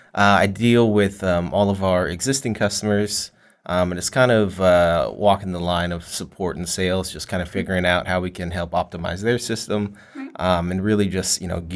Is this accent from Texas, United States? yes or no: yes; Fort Worth, Texas, United States; I live here in the DFW area in Texas. I'm actually born and raised here from Fort Worth.